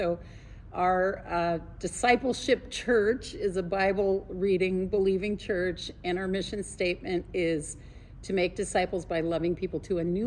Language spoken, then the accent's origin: English; Montreal, Quebec, Canada; moved away as an adult; also born or lived in Sacramento, California; I was born in Montreal, Canada